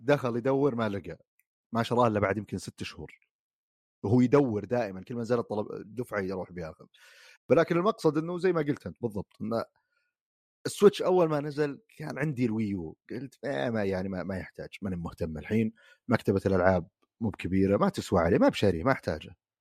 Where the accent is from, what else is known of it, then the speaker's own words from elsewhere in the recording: Saudi Arabia; عندنا في السعوديه